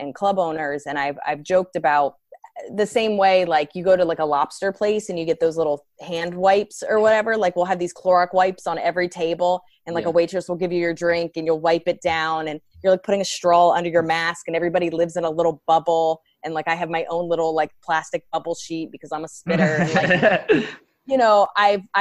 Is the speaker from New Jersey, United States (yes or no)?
yes; right outside of Princeton, New Jersey, United States; moved away as an adult; now in New York City, United States; I grew up right outside of Princeton